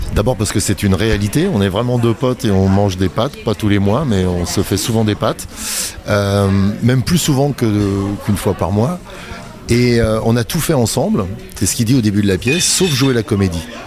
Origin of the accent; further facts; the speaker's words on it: Saint-Étienne, Auvergne-Rhône-Alpes, France; Nos potes du quartier à Saint-Étienne